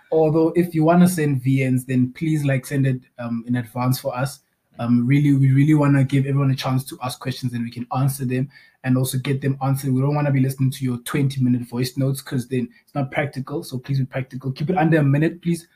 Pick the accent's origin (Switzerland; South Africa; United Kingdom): South Africa; Bloemfontein, Free State; also born or lived in Cape Town; I'm also from Bloemfontein originally. Um, I, were, I had a gap when I was not in Bloemfontein. Um, I was actually in Cape Town